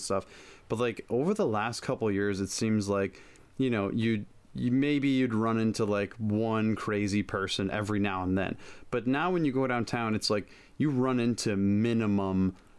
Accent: Toronto, Ontario, Canada; I'm from Toronto, right?

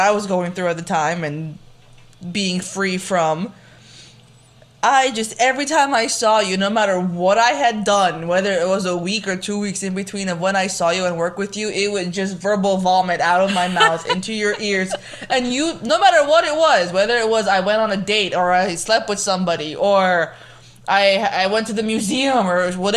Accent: Los Angeles, California, United States; also born or lived in Philadelphia; I'm from Los Angeles

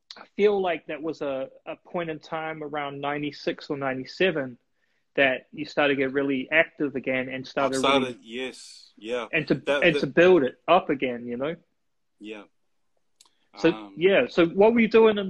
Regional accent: Auckland, New Zealand; I'm a city kid through and through. You know, I grew up in Morningside

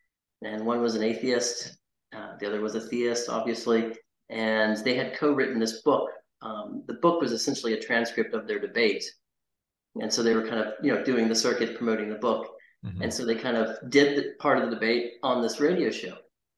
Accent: Fort Worth, Texas, United States; born there; also born or lived in North Carolina; I moved back to Texas, where I was born in Fort Worth

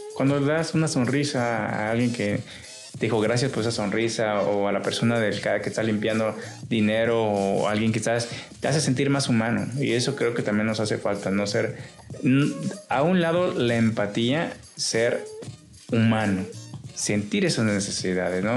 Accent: Chiapas, Mexico; now in Culiacán, Mexico; yo soy del estado de Chiapas

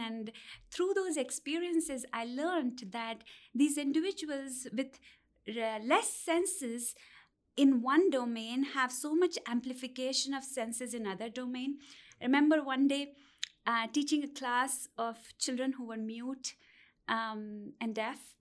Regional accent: India; moved away as an adult; I'm originally from India

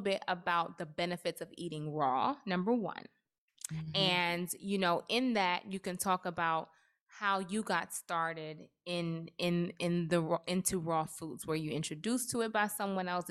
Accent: Trinidad & Tobago; I am Trinidadian

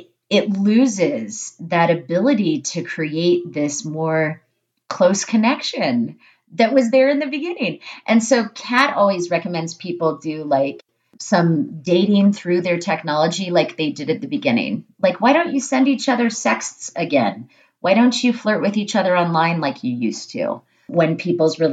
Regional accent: Alaska, United States; And I grew up in Alaska out in the middle of nowhere

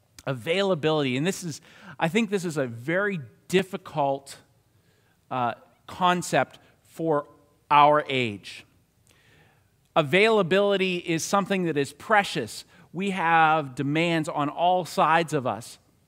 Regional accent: Newcastle, North East England, United Kingdom; And I think that's because I come from Newcastle. Newcastle. Can anything good come out of Newcastle?

